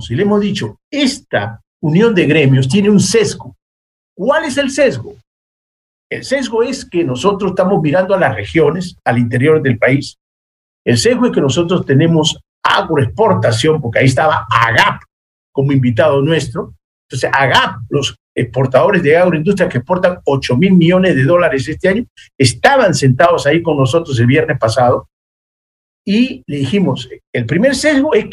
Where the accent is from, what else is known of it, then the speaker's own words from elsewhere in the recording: Peru; nosotros somos peruanos y tenemos que decir, sí, esto está bien, esto está mal